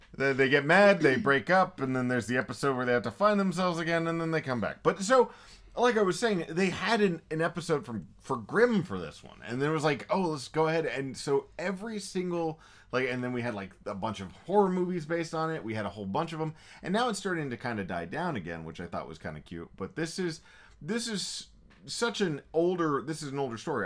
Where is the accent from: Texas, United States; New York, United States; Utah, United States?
Texas, United States; I'm almost toxically Texan